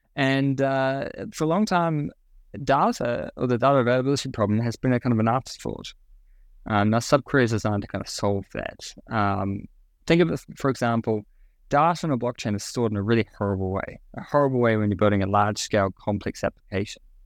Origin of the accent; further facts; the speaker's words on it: New Zealand; moved away as an adult; now in Singapore; I grew up in New Zealand and kind of my early career in New Zealand